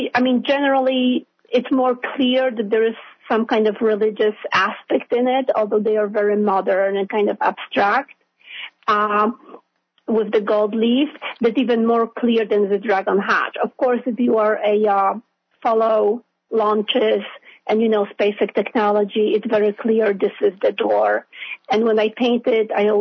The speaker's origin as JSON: {"language": "English", "country": "Poland", "tie": "born or raised there", "moved": "yes", "lives_now": "New York, United States", "said": "I was born in Poland, so it's a Catholic country."}